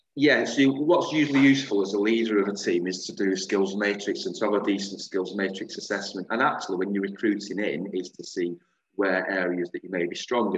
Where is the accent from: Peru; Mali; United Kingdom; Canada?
United Kingdom; Bolton, North West England; I'm from Bolton